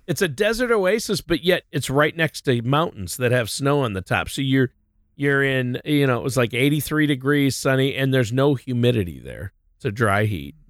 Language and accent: English; Minnesota, United States; moved away as an adult; also born or lived in Southern California / Nashville, Tennessee; my wife and I lived there, but we're both from Minnesota, so we ended up moving back there